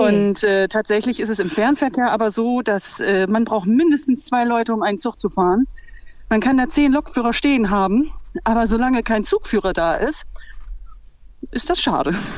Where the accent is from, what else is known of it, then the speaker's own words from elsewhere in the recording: Bremen, Germany; Ich bin eigentlich Bremerin